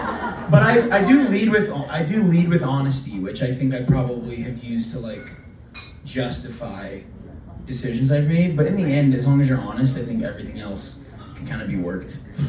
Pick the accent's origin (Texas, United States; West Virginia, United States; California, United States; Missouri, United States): Missouri, United States; Columbia; moved away as an adult; now in New York, United States; I am from Columbia, Missouri. I lived in New York since 2017.